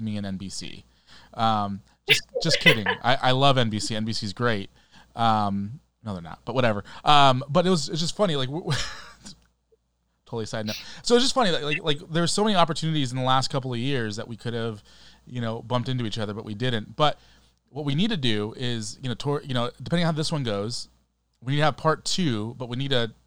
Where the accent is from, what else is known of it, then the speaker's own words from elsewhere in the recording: Southern California, United States; you and I, we grew up in Southern California